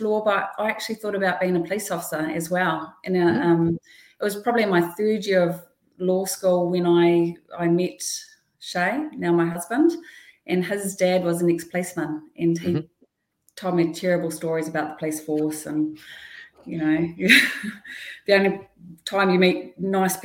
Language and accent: English; Whakatane, Bay of Plenty, New Zealand; I grew up in Whakatane, and none of my friends were particularly ambitious back then